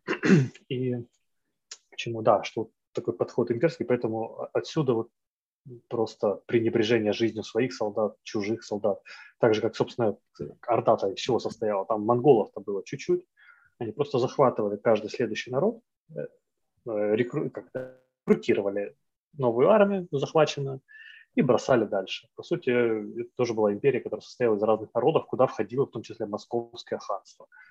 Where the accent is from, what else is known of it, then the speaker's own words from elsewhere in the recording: Siberia, Khanty-Mansi Autonomous Okrug – Yugra, Russia; moved away; also born or lived in Ukraine; но я вырос в Сибири. Вот. И в Ханты-Мансийском автономном округе Югра.